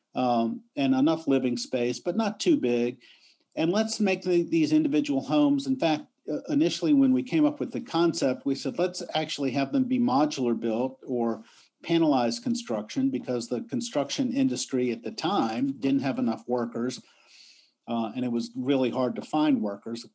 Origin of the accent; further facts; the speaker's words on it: Richmond, Virginia, United States; moved away as an adult; also born or lived in New York; I came to my hometown, Richmond, Virginia